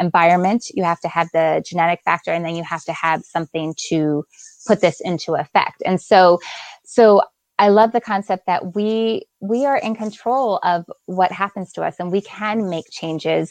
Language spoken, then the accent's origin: English; Delaware, United States; also born or lived in Lancaster, Pennsylvania; in fourth grade, I moved to Delaware. So then I grew up the rest of the time in Delaware.